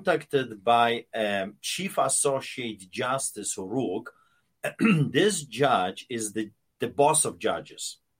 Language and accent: English; Poland; moved away; when I was growing up in Poland, behind the Iron Curtain